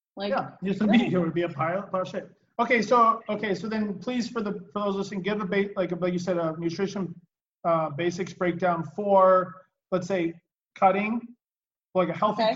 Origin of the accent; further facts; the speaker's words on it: West Coast, United States; I'm from the West Coast